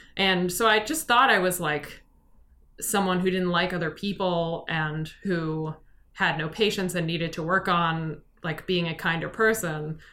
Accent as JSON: {"language": "English", "town": "Chicago", "region": "Illinois", "country": "United States", "tie": "born or raised there", "also_born_or_lived": "New York / Hong Kong", "said": "I've lived in this area since I was about five. I was born in New York"}